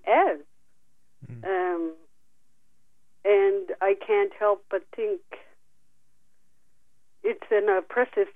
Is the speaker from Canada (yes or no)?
yes; Canada; born or raised there